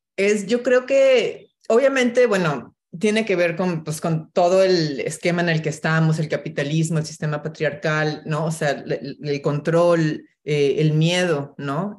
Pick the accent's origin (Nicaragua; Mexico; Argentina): Mexico; Mexico City; moved away as an adult; now in New York, United States; mexicana, crecí en la Ciudad de México